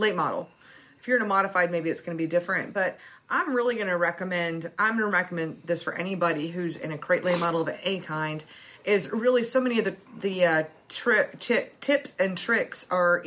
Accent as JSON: {"language": "English", "region": "Iowa", "country": "United States", "tie": "born or raised there", "also_born_or_lived": "Minnesota", "moved": "yes", "lives_now": "Idaho, United States", "said": "I grew up mostly in Iowa"}